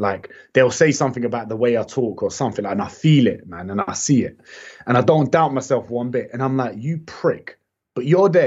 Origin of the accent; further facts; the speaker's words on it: London, United Kingdom; I've also been in the heart of London where it's so mixed